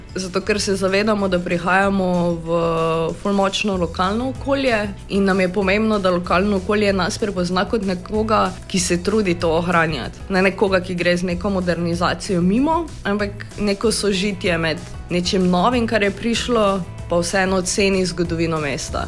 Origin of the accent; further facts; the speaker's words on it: Maribor, Drava, Slovenia; kot Mariborčanka